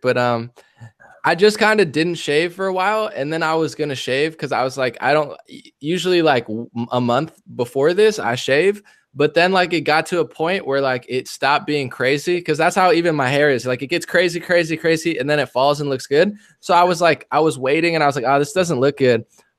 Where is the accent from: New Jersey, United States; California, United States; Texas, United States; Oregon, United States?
New Jersey, United States; New Jersey.